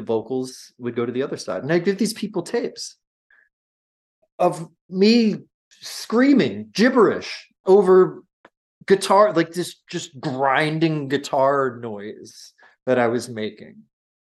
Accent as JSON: {"language": "English", "area": "North Shore of Nassau County, Long Island", "region": "New York", "country": "United States", "said": "I'm from the North Shore of Nassau County"}